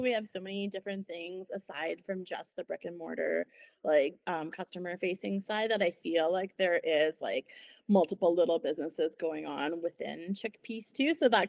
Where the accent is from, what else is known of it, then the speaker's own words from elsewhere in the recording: Ontario, Canada; moved away as an adult; now in Kelowna, Canada; I came from Ontario, and I did my master's here focusing on sustainability.